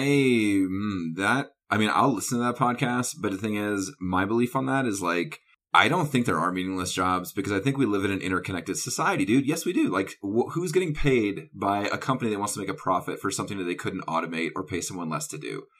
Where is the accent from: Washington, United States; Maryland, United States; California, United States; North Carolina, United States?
North Carolina, United States; I grew up in the South, and then I also went to college in the South